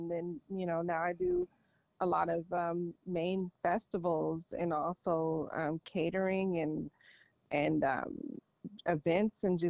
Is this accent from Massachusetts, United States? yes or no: no; Los Angeles, California, United States; moved away as an adult; now in San Diego, United States; I'm actually from Los Angeles